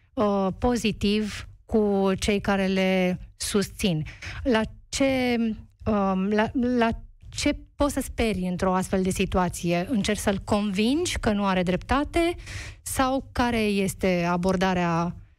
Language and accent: Romanian; Romania; noi ca români